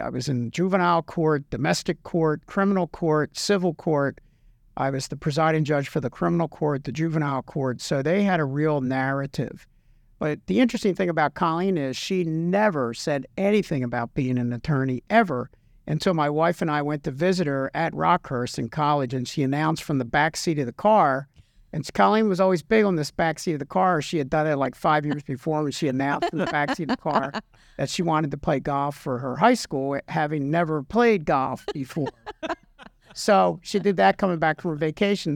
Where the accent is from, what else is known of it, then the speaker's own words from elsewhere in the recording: Philadelphia, Pennsylvania, United States; moved away; also born or lived in New Jersey; I'm from the Philadelphia area